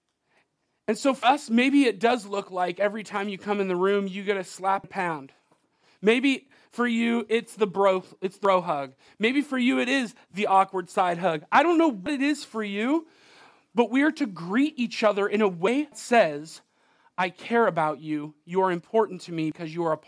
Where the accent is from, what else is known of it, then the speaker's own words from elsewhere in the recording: United States; I'm an American.